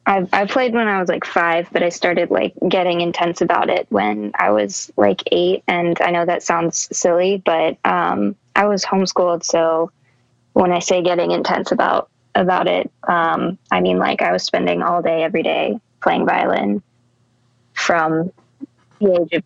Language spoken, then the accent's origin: English; Long Beach, California, United States; born there; also born or lived in Texas; I was born in Long Beach, California. Family, I grew up in a huge family. I have seven siblings, I think. We lived in a travel trailer for a while, ended up in Texas, and from there I moved to Austin and started doing music.